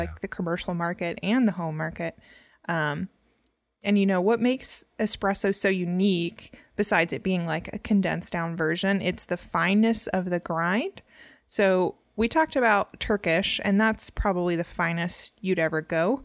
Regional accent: Louisiana, United States; I'm from Louisiana

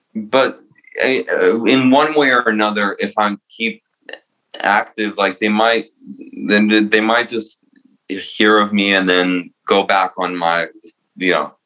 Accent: New Jersey, United States; also born or lived in Romania; now in New York, United States; I was born in Romania and I moved to Jersey

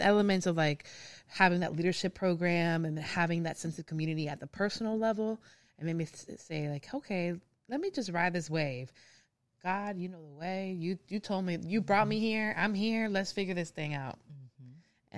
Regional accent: Hialeah, Florida, United States; moved away as an adult; also born or lived in California; now in Memphis, United States; I am originally from Miami. I grew up in Hialeah

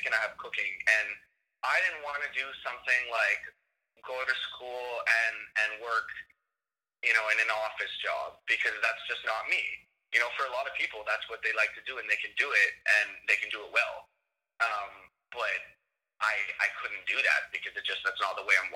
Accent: Toronto, Ontario, Canada; moved away; I'm from Toronto, Canada

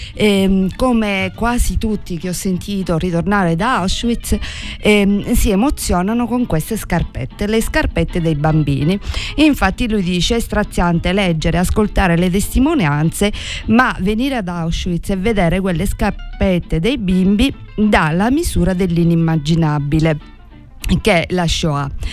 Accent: Sicily, Italy; come italiani e come siciliani

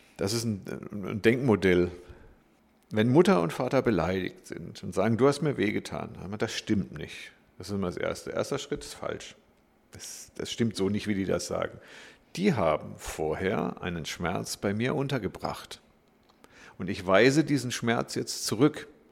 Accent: Glottertal, Baden-Württemberg, Germany; ich bin im Glottertal groß geworden, könnte man sagen. Ich komme aus dem Schwarzwald

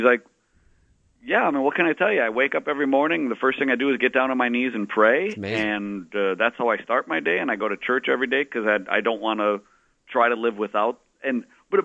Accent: Minnesota, United States; moved away as an adult; now in New York, United States; I'm a Minnesotan.

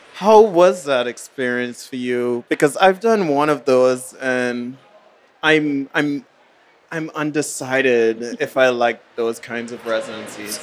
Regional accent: Bahamas; also born or lived in New Haven; now in New York, United States; My very first residency I did was actually in the Bahamas, my hometown

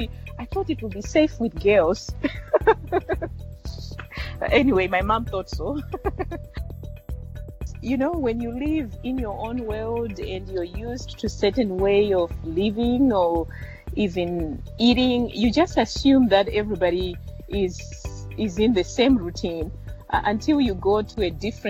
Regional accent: Mutare, Manicaland, Zimbabwe; moved away; I grew up in Mutare. It's the city name of a country called Zimbabwe in Southern Africa

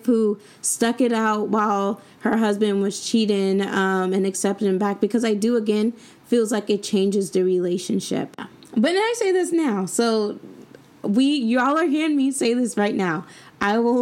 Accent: San Diego, California, United States; moved away as an adult; now in Sacramento, United States; Growing up in San Diego

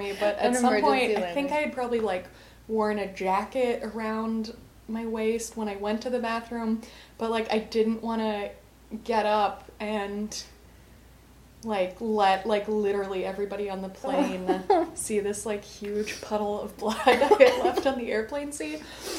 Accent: Colorado, United States; Because I'm from Colorado, it's at a pretty high altitude

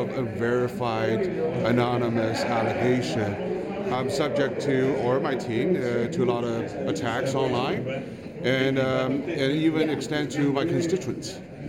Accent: Canada; I'm a Canadian, nominated by Liberals, registered Liberals in Don Valley North

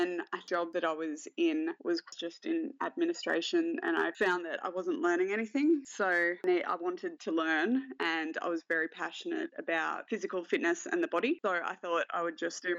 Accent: Wagga Wagga, New South Wales, Australia; moved away as an adult; also born or lived in Sydney; now in Canberra, Australia; I was born in Sydney. Parents are very lower middle class. I moved from Sydney to Wagga Wagga when my dad lost his job. From there, went to a really, really small school in Wagga.

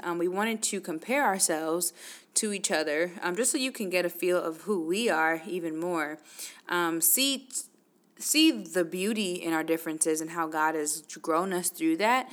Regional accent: New York, United States; moved away; I'm originally from New York

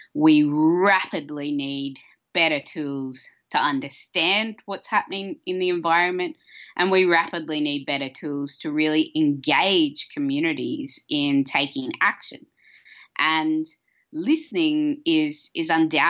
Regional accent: Australia; I'm an Australian sound artist and researcher

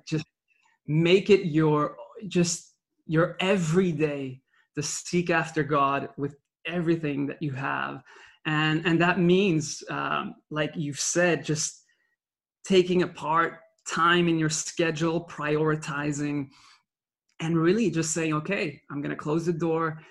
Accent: Belgium; English is a second language; I was born in Belgium uh, with a Dutch mother and a Sicilian father. And so from a young age, I learned French because of living in Belgium, then Dutch because of my uh, upbringing in school over there

